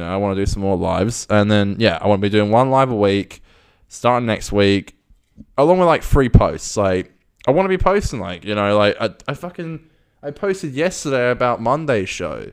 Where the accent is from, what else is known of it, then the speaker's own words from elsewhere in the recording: United Kingdom; accent: British; moved away; I'm from, I'm from, like, outside of London